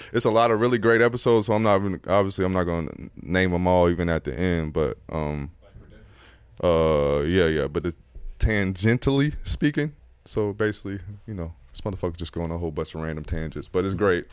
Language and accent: English; Atlanta, Georgia, United States; I'm from Atlanta